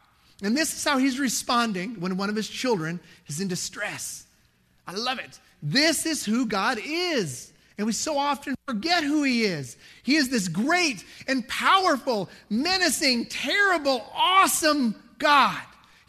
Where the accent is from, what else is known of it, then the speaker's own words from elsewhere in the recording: Dallas, Texas, United States; also born or lived in Lubbock; But I grew up in Dallas and lived in Lubbock. I was used to open spaces, right?